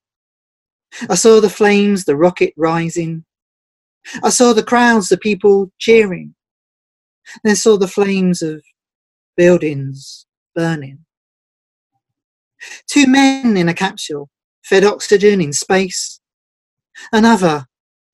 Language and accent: English; England, United Kingdom; I'm from, well, you can guess by my accent, I'm from England